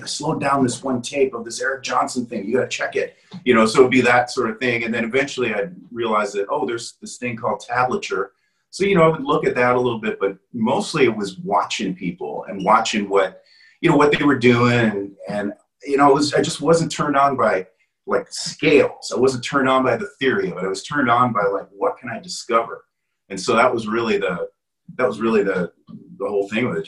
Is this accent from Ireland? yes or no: no; Canada; moved away as an adult; also born or lived in Wales / Toronto; now in United States; I was born in Wales. And, you know, when I was, you know, growing up, you know, we moved to Canada.